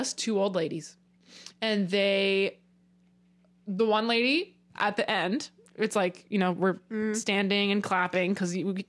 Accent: Hamilton, New Jersey, United States; moved away; somehow knew I was from Hamilton. I don't know if it was connected to my account. I don't know why it would be, because I don't live in Hamilton.

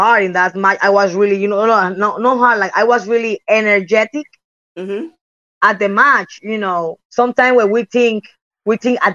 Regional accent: Puerto Rico; English is a second language; also born or lived in Japan / United States; I'm came from Puerto Rico

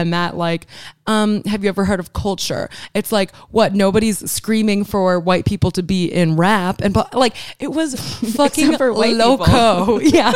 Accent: Miami, Florida, United States; moved away; also born or lived in Chicago; I'm from Miami.

